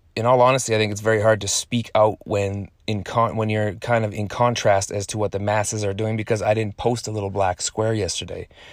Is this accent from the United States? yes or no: no; Canada; born in Canada, and then I'm Canadian